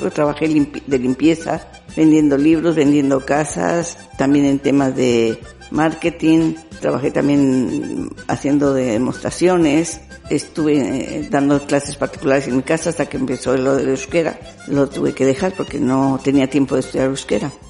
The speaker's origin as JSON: {"language": "Spanish", "town": "Monterrey", "region": "Nuevo León", "country": "Mexico", "moved": "as an adult", "lives_now": "Basque Country, Spain", "said": "soy de México, bueno, Monterrey, Nuevo León, México"}